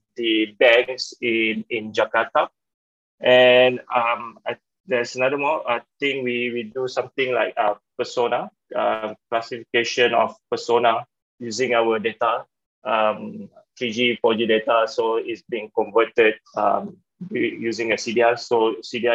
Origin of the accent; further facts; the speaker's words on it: Klang, Selangor, Malaysia; I was born in Klang, Selangor, in one of the village. So I'm a kampung boy, a village boy